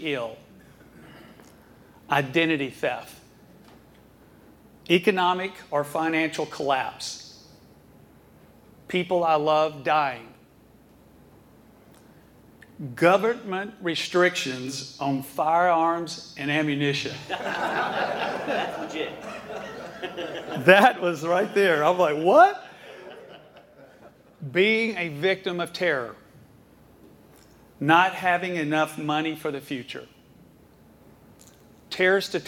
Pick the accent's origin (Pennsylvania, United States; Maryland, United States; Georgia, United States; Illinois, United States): Georgia, United States; Atlanta; I was born and raised in Atlanta, Georgia